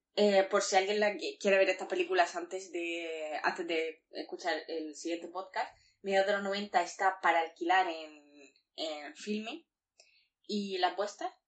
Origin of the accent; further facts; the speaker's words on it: Murcia, Region of Murcia, Spain; yo soy una señora de Murcia